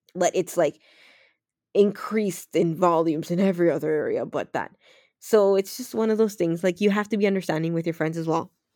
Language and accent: English; Toronto, Ontario, Canada; also born or lived in Los Minas, Dominican Republic; my childhood friends from Toronto that I grew up on Weston Road